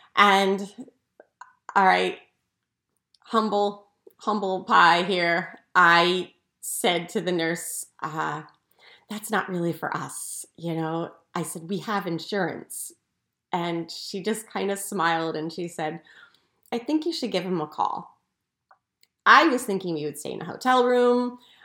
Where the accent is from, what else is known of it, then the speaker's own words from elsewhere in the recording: outside Philadelphia, Pennsylvania, United States; I grew up outside Philadelphia